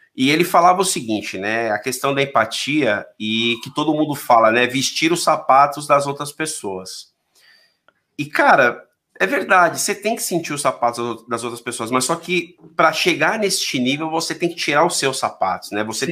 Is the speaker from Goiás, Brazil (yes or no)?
no; São Paulo, Brazil; Eu sou daqui, eu sou da, aqui é de São Paulo aqui, não sei se conhece a Zona Leste, mas são aqueles moleque folgado da Zona Leste